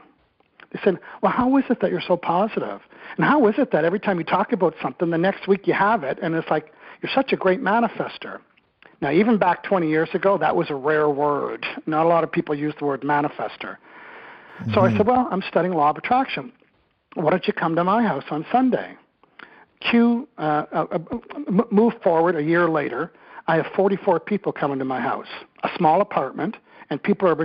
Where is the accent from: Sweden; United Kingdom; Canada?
Canada; Eastern Canada, New Brunswick; moved away as an adult; also born or lived in Victoria, British Columbia; I'm originally from Eastern Canada in New Brunswick